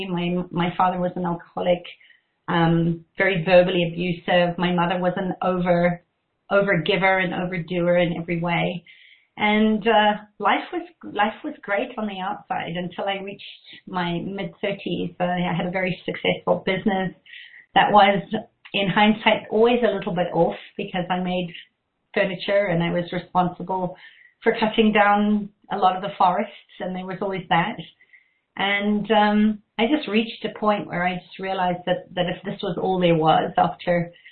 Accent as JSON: {"language": "English", "country": "Zimbabwe", "tie": "born or raised there", "said": "I grew up in Zimbabwe, and I always sort of felt like something was it was a war zone. There was a bush war going on, and it was the time of convoys"}